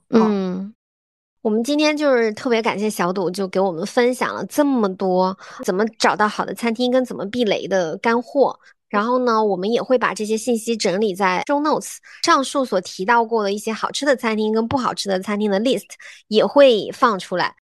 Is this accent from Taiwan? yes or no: no; Zhejiang, China; now in Beijing, China; 因为我是浙江人，我可能就只知道我们浙江的那个家乡菜